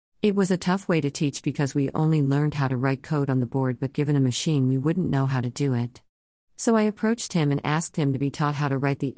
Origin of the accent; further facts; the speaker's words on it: Kenya; I am from Kenya.